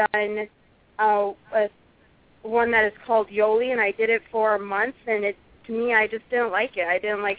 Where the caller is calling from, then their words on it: South Dakota, United States; This is … from South Dakota.